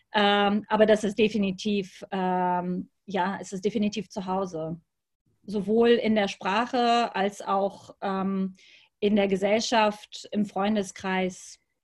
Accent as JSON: {"language": "German", "town": "Lübeck", "region": "Schleswig-Holstein", "country": "Germany", "tie": "born or raised there", "said": "und auch in Lübeck, in meiner Heimatstadt"}